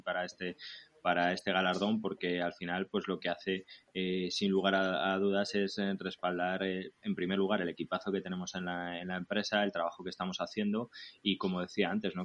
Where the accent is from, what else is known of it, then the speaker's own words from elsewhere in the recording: Nieva, Castile and León, Spain; participo en el Ayuntamiento de Nieva de mi pueblo como, como teniente alcalde